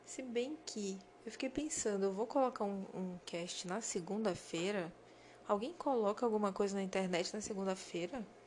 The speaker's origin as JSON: {"language": "Portuguese", "country": "Brazil", "said": "Os brasileiros eu tô me incluindo porque eu sou brasileira também"}